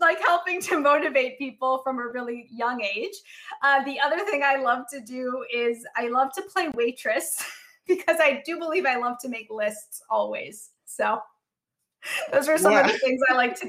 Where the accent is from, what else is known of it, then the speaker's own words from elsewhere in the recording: Chicago, Illinois, United States; I grew up in Chicago